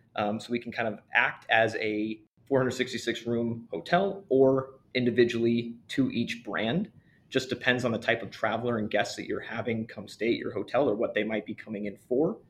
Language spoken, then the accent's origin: English; California, United States; moved away as an adult; now in Chicago, United States; living and growing up in California